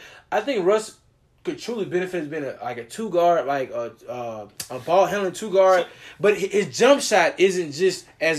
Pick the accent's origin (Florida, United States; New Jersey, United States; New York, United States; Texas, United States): Texas, United States; Beaumont; now in Houston, United States; I'm from Houston. I'm from Beaumont, but I pretty much lived here 28 years of my life. So I'm a Houstonian for the most part.